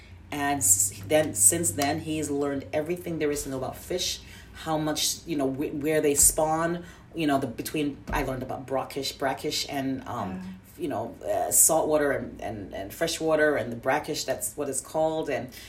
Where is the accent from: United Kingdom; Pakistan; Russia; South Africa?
United Kingdom; England; also born or lived in Jamaica; now in United States; I was brought up as Anglican in England and also in Jamaica. I was always brought up as Anglican, and now it's here.